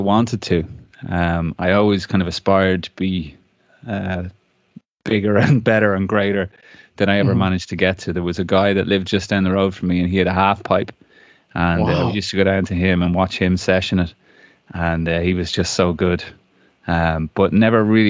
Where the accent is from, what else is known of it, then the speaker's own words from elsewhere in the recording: Dublin, Leinster, Ireland; also born or lived in Glenealy, Wicklow; Grew up in Ranelagh, which is just outside Dublin city centre.